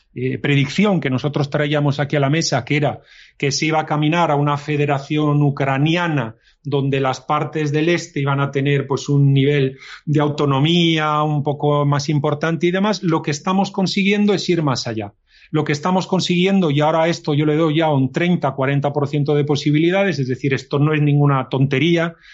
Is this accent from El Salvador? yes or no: no; Spain; Nací con España dentro de los diez primeros países más importantes del mundo